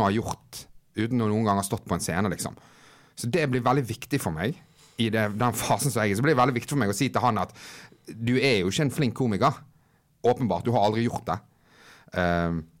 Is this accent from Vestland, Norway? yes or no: yes; Bergen, Vestland, Norway; now in Oslo, Norway; jeg er hjemme i Bergen nå